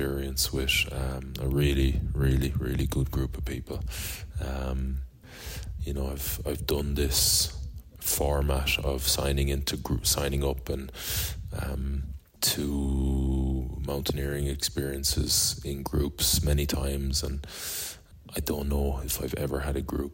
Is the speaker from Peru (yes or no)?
no; Galway, Connacht, Ireland; that great city, my hometown